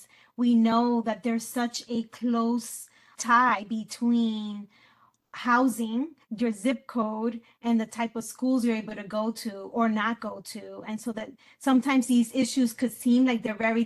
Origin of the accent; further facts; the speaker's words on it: Puerto Rico; And I am from Puerto Rico. My family's from Puerto Rico.